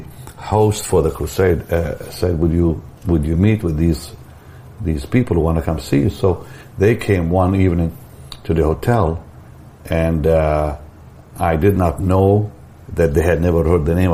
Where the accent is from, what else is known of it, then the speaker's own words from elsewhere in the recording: Israel; moved away; I'm from Israel